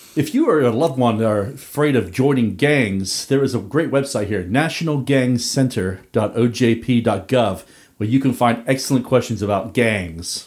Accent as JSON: {"language": "English", "region": "Northern Ireland", "country": "United Kingdom", "tie": "born or raised there", "said": "growing up in The Troubles"}